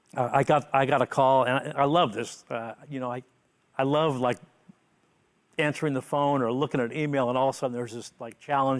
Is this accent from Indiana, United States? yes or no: no; San Francisco, California, United States; I was born in San Francisco